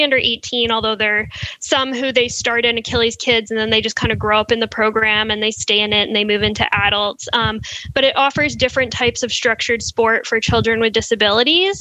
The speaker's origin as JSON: {"language": "English", "region": "West Coast", "country": "United States", "moved": "yes", "lives_now": "New York, United States", "said": "I'm from the West Coast"}